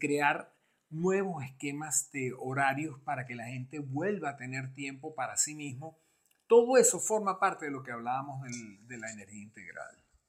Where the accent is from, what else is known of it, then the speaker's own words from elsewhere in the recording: Venezuela; nosotros que somos venezolanos